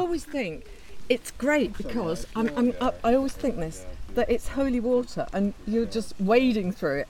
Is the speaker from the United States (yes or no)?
no; Bolton, North West England, United Kingdom; I'm from Bolton.